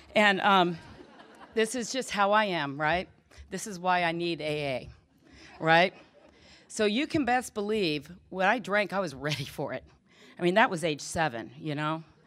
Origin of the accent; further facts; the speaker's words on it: Southern California, United States; I grew up in Southern California